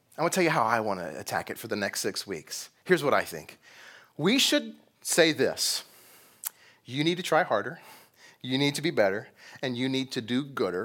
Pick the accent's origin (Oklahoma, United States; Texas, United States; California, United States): Texas, United States; I'm from Texas.